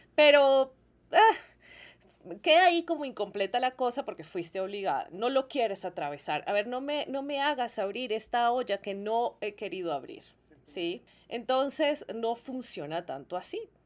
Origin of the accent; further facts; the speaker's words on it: Colombia; yo soy de Colombia